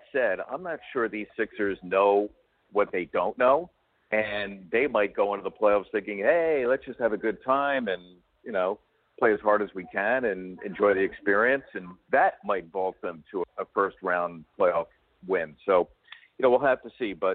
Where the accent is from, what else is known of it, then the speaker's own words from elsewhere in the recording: Philadelphia, Pennsylvania, United States; I grew up in Philadelphia